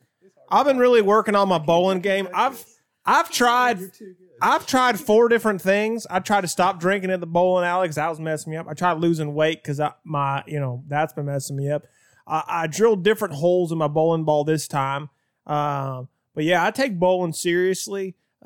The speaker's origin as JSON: {"language": "English", "town": "Greensboro", "region": "North Carolina", "country": "United States", "said": "I'm from Greensboro, North Carolina"}